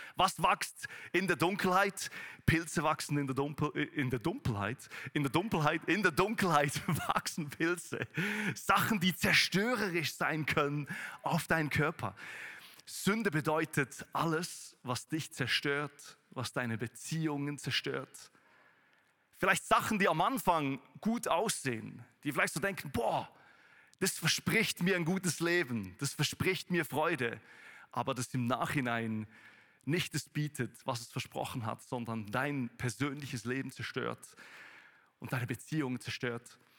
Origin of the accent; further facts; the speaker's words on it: Thun, Bern, Switzerland; moved away as an adult; now in Weinfelden, Switzerland; in Thun, wo ich herkomme.